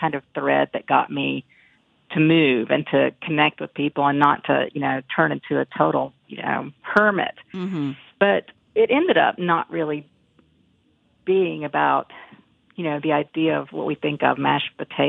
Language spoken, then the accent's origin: English; Galax, Virginia, United States; moved away; my hometown, Galax, Virginia